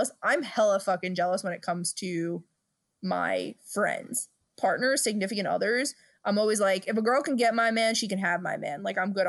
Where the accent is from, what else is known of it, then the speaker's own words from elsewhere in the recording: Brooklyn, New York, United States; We're two broads from Brooklyn.